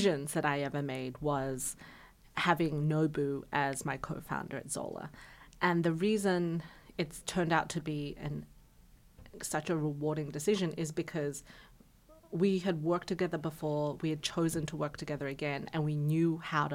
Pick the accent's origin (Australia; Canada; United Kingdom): Australia; I'm Australian.